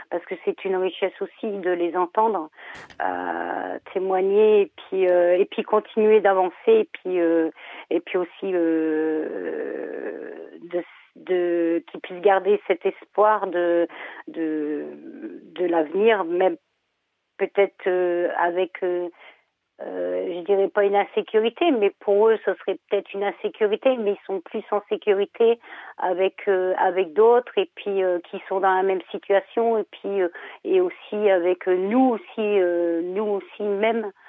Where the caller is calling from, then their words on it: Lille, Hauts-de-France, France; Je suis de Lille.